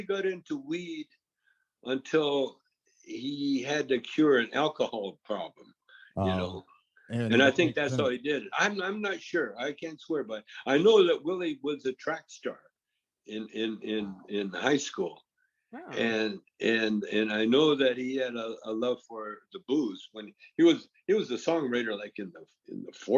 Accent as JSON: {"language": "English", "region": "British Columbia", "country": "Canada", "said": "I'm from British Columbia"}